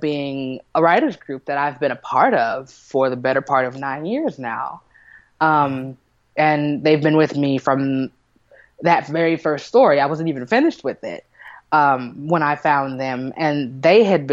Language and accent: English; Kansas City, United States; I'm from Kansas City